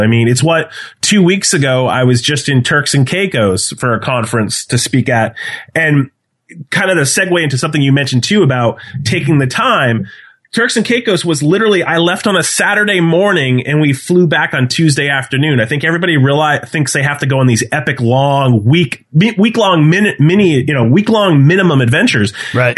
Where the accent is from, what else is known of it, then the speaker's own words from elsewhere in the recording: New Hampshire, United States; now in Milford, Massachusetts, United States; I was born and raised in New Hampshire